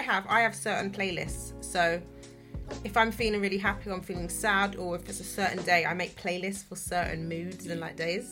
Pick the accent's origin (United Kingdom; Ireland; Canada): United Kingdom; London; first language English; I am born and raised from London.